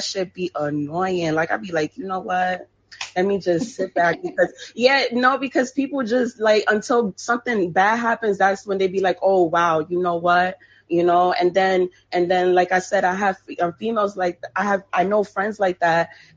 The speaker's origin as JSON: {"language": "English", "region": "New York", "country": "United States", "said": "I'm from New York"}